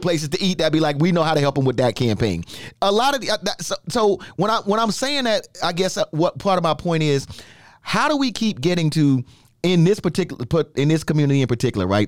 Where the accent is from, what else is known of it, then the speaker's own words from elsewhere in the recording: New York, United States; Growing up in New York, my oldest sister Jackie and myself, we have different fathers